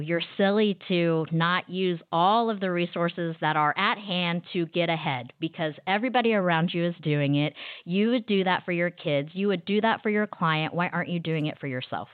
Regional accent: Wichita, Kansas, United States; moved away as an adult; now in Dallas, United States; I'm originally from Wichita, Kansas, but I've been living in Dallas, Texas for the last twenty-plus years.

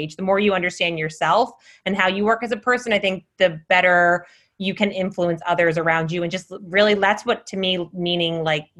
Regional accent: East Coast, United States; I think that's partially growing up on the East Coast too

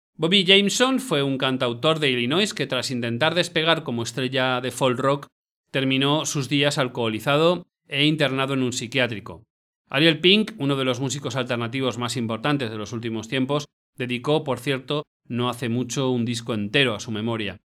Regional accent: Valencia, Valencian Community, Spain; mi tierra, Valencia.

